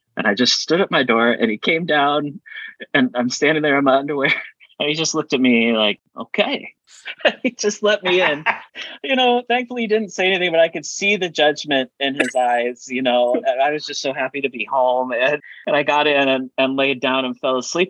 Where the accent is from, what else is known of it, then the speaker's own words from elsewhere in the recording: Lincoln, Nebraska, United States; I grew up in Lincoln, Nebraska